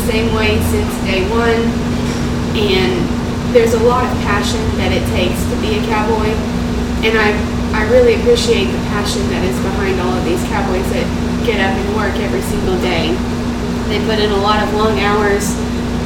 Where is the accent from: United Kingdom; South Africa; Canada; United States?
United States; Kansas; moved away as an adult; now in Texas, United States; I was actually born and raised in Kansas